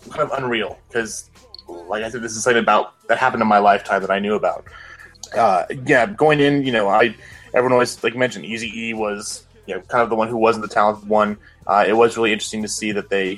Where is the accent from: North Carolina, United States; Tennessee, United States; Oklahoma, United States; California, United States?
California, United States; Southern; now in Utah, United States; my growing up in Southern California at the time, you know, only an hour and a half away from Los Angeles